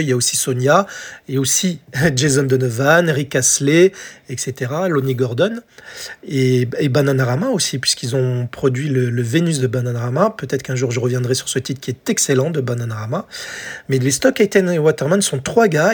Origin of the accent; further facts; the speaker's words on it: France; chez nous en France